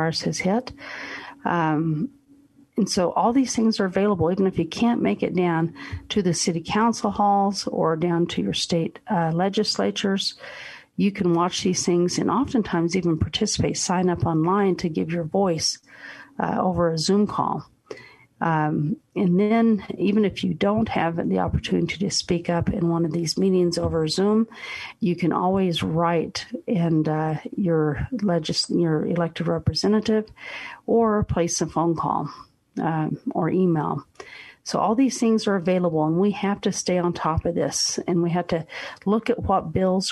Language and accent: English; United States; as American citizens